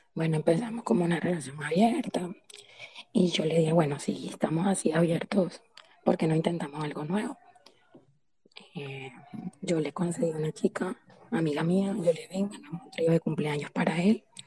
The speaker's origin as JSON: {"language": "Spanish", "town": "Santa Marta", "region": "Magdalena", "country": "Colombia", "said": "soy costeña, soy de Santa Marta."}